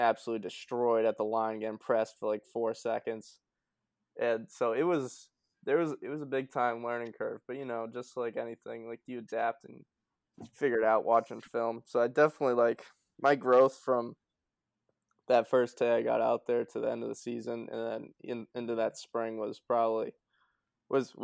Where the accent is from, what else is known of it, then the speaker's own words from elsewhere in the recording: United States; my hometown's a small town, like on the border of Mass and Round